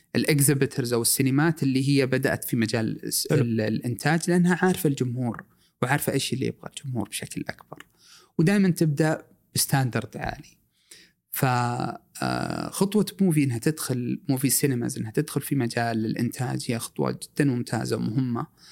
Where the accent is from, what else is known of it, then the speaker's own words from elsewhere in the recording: Saudi Arabia; also born or lived in Eastern Province, Saudi Arabia / Riyadh; احنا كسعوديين آه عشنا مع اخواننا السودانيين